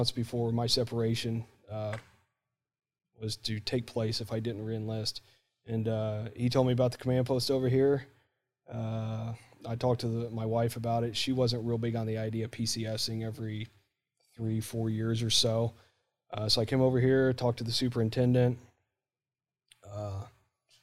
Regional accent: Warsaw, Indiana, United States; moved away; also born or lived in Trenton, Ohio / Middletown, Ohio; Originally from Middletown, Ohio, more or less. I would say Trenton, but nobody knows where it is. And then when I was 5 years old, we moved up to Warsaw, Indiana

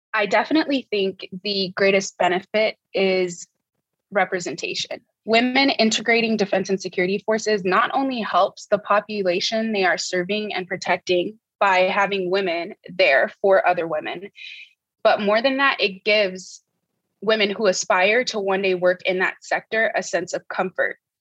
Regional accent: Port-au-Prince, Ouest, Haiti; moved away as an adult; also born or lived in United States; I was born and raised in Port-au-Prince, Haiti

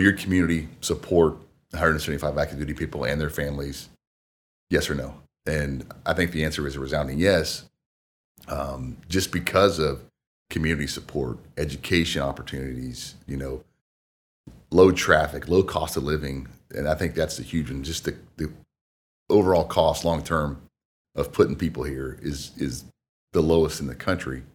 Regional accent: Marion, Indiana, United States; also born or lived in Wabash, Indiana; born and raised in Marion, Indiana

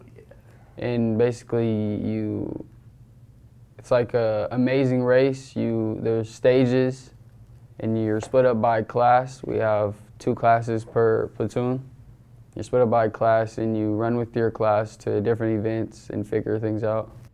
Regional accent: Renton, Washington, United States; I'm from Renton, Washington

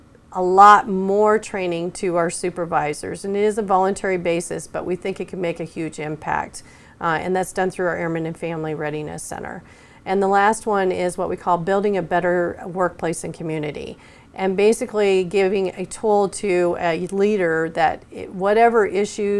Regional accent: Wyoming, United States; moved away as an adult; now in Oklahoma, United States; I grew up in Wyoming

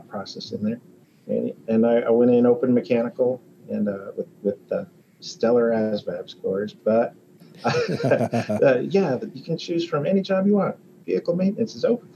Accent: Colorado, United States; moved away as an adult; also born or lived in Alaska / Ramstein, Germany; I'm from Colorado originally

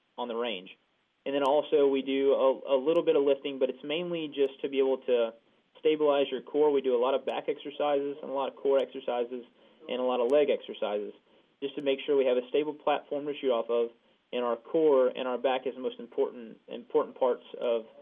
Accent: near the University of Georgia, United States; moved away; I'm going to try to go attend UGA, University of Georgia, back near my hometown

